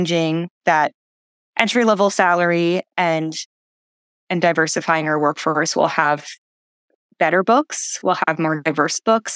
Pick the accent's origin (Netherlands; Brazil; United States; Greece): United States; New York City, New York; I grew up in the New York City area. I was able to live at my parents' house